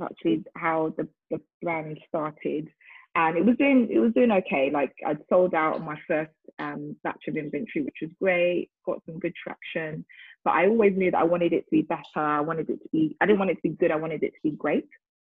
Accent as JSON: {"language": "English", "country": "Nigeria", "said": "Like I said, I'm Nigerian, so we do things like, you know, naming ceremonies, baby dedication, all that stuff."}